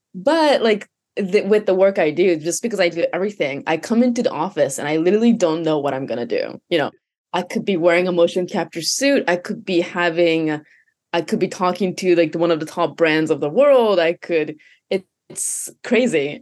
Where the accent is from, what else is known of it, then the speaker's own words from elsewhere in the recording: Canada; first language Japanese; English is a second language; moved away as an adult; also born or lived in Japan / Hawaii; I was born in Japan, and then I moved to, I guess, actually Hawaii for a year, and then to Canada for nine years, which was all of my teenage years from, like, eight years old to eighteen